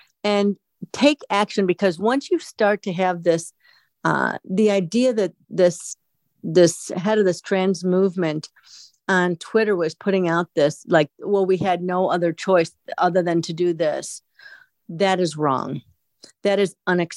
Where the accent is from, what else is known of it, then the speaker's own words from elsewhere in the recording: United States; We are Americans.